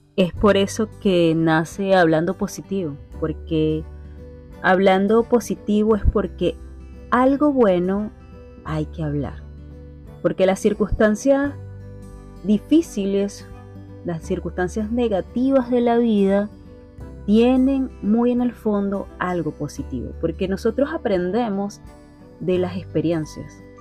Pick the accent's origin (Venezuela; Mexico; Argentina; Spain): Venezuela